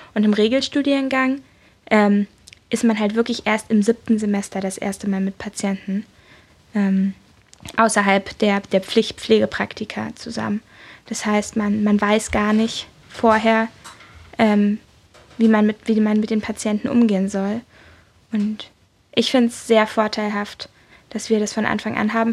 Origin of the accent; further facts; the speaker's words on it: Berlin, Germany; Ich komme aus Berlin